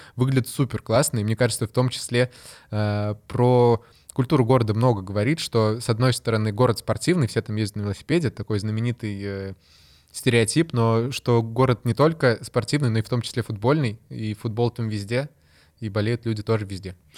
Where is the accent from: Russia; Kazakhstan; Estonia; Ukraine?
Ukraine; я сам с Украины